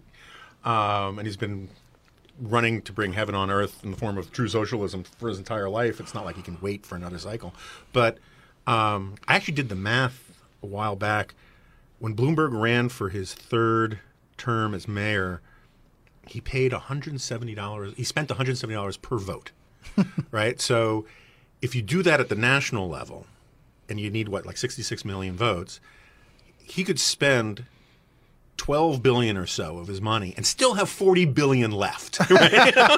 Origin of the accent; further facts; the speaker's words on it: New York City, New York, United States; I grew up in New York City in the 1970s and 80s